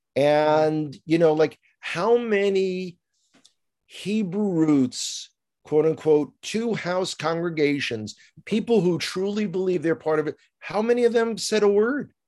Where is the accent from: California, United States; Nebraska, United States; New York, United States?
New York, United States; New York City; moved away as an adult; now in Israel; I grew up in the Bronx